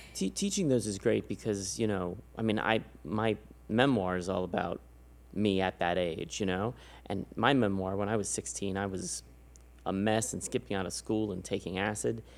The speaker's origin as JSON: {"language": "English", "town": "San Antonio", "region": "Texas", "country": "United States", "moved": "yes", "said": "I'm from San Antonio"}